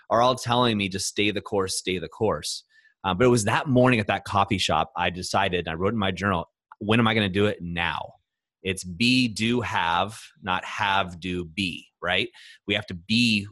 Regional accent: Orange County, Southern California, United States; moved away; I grew up in Orange County, but I spent 3 months, my summers, in a farm in Ohio with my grandparents.

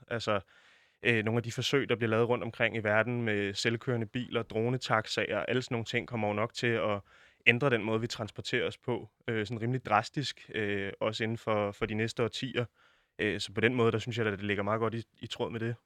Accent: Denmark; som dansker

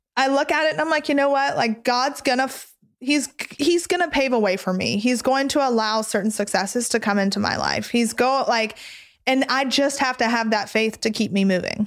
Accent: the South, United States; I grew up in the South

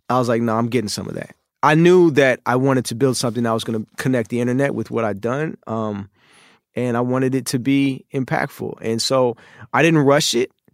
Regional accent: Oakland, California, United States; moved away as an adult; also born or lived in China; the chaos in my early life growing up in Oakland

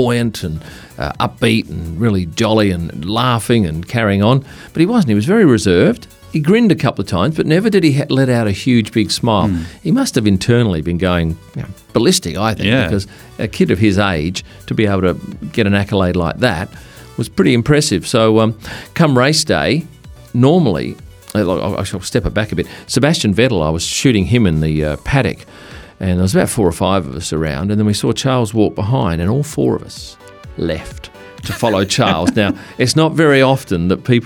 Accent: Perth, Western Australia, Australia; I come from Perth, which is a windy city

